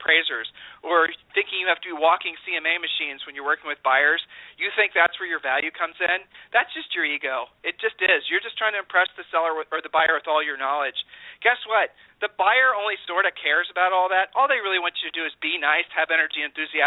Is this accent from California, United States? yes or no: no; Ohio, United States; We're from Ohio